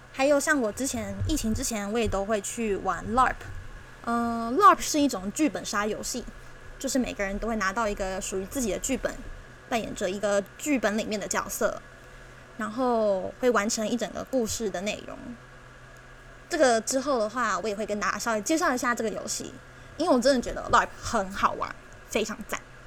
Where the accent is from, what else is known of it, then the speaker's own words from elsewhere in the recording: Taiwan; 这是我们的家，这是我们的家乡，我们共同生长的地方，共同居住的地方